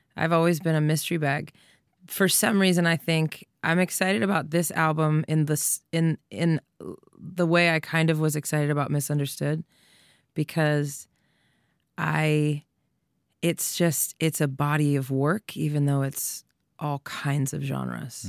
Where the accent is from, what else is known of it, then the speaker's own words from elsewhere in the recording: Doylestown, Pennsylvania, United States; I'm a girl from Doylestown that said she was gonna be a famous rock star